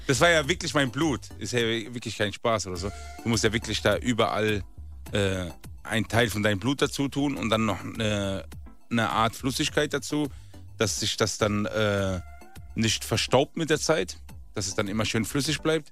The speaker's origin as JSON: {"language": "German", "region": "Rhineland-Palatinate", "country": "Germany", "moved": "yes", "lives_now": "Berlin, Germany", "said": "Ich bin eigentlich aus der Grenze zu Frankreich, Rheinland-Pfalz"}